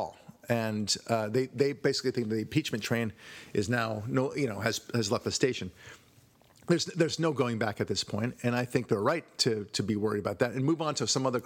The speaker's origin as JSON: {"language": "English", "country": "Israel", "tie": "born or raised there", "moved": "yes", "said": "I was born in Israel"}